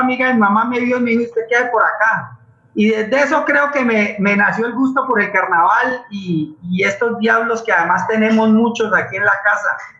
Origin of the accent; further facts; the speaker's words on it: Cali, Valle del Cauca, Colombia; yo soy un niño de Siloé